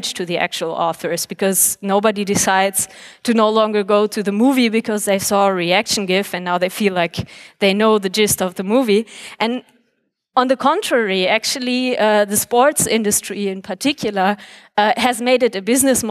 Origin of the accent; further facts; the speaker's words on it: Germany; my home country of Germany